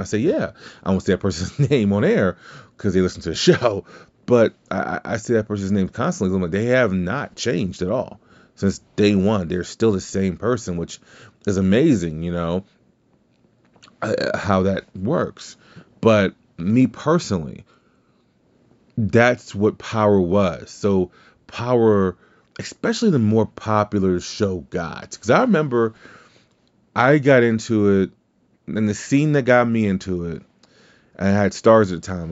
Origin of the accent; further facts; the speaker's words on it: Louisiana, United States; I'm from Louisiana, so it's not like we speak good English anyway